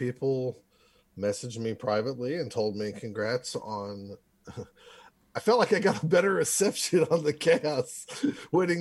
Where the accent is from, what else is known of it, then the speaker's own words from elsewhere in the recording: Oklahoma, United States; I'm from Oklahoma